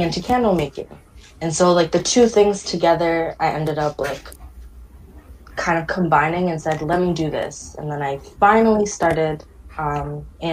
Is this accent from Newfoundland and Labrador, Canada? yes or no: no; Toronto, Ontario, Canada; also born or lived in Ottawa; I'm from Toronto, but lived in Ottawa for about 6 years pursuing my education